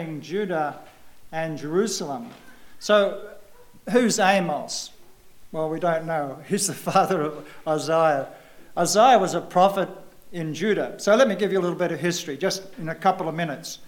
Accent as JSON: {"language": "English", "country": "Australia", "tie": "born or raised there", "moved": "as an adult", "said": "I don't come from around here. I come from Australia, if you have not guessed."}